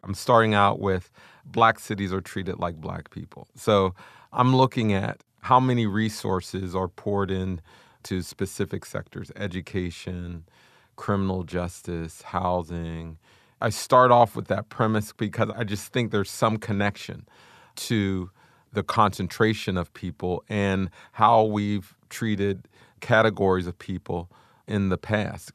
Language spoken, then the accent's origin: English; Wilkinsburg, Pennsylvania, United States; I grew up in Wilkinsburg, Pennsylvania